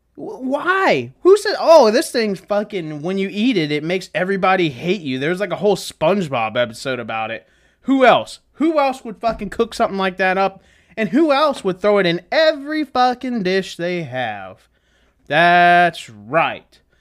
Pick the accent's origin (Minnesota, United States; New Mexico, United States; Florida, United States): Florida, United States; I'm from Florida.